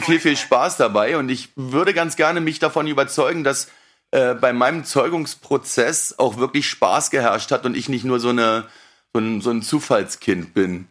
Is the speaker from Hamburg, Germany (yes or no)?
no; Berlin, Germany; Ich komme aus Berlin